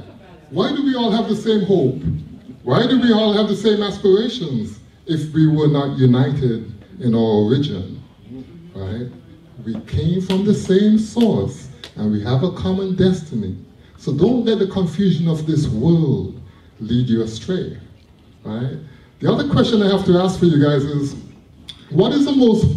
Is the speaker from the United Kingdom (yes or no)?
no; Toronto, Ontario, Canada; I'm from Jane and Finch. I'm an OG from Jane and Finch